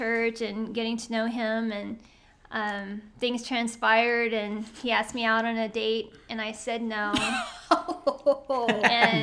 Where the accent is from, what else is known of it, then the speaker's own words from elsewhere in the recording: Corpus Christi, Texas, United States; also born or lived in Odem, Texas; I grew up in Corpus Christi, lifelong Corpus Christian, except for 3 years that I moved to Odom when I was a child